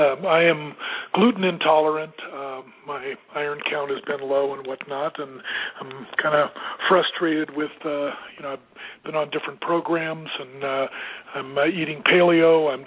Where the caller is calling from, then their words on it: Colorado, United States; And calling from Colorado.